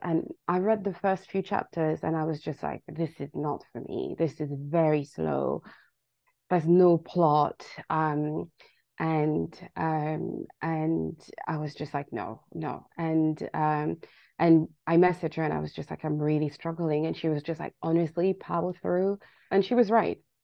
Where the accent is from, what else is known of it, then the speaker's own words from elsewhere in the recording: Paris, Île-de-France, France; moved away as an adult; now in London, United Kingdom; I was born and raised in uh, Paris both of my parents are from Senegal